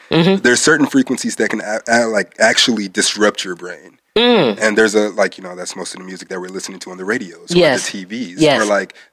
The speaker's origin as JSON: {"language": "English", "town": "Detroit", "region": "Michigan", "country": "United States", "said": "I'm from Detroit."}